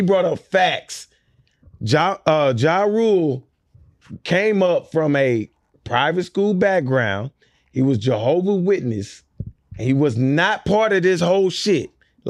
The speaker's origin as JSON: {"language": "English", "town": "Houston", "region": "Texas", "country": "United States", "also_born_or_lived": "Sugar Land", "said": "I'm from Southwest Side"}